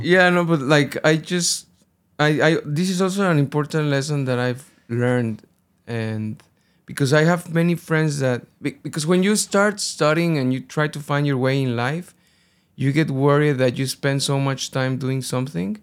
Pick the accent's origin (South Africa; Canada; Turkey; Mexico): Mexico; Guadalajara, Jalisco; born or raised there; first language Spanish; English is a second language; moved away as an adult; also born or lived in United Kingdom